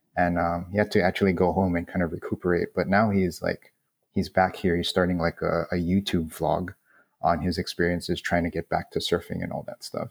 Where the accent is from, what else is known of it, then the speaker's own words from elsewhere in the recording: Honolulu, Hawaii, United States; born and raised in Kalihi